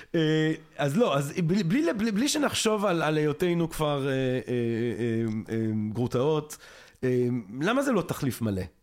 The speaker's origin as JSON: {"language": "Hebrew", "country": "Belgium", "said": "אני בלגי"}